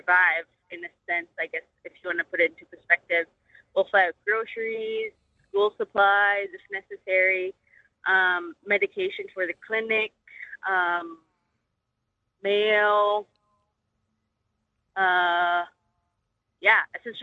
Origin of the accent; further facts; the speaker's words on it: Kipnuk, Alaska, United States; now in Palmer, United States; I grew up in Kipnik, which is only accessible by airplane.